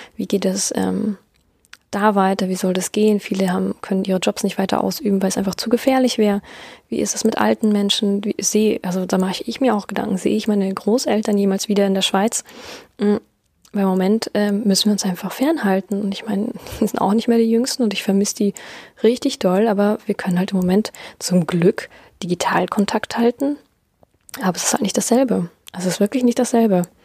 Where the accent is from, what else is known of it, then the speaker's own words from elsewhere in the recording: Germany; bei uns in Deutschland